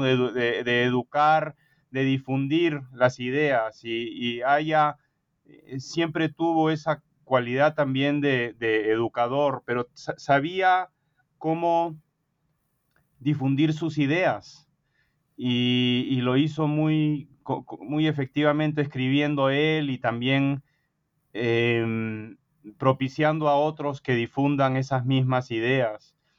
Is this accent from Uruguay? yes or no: no; Peru; born or raised there; moved away as an adult; now in United States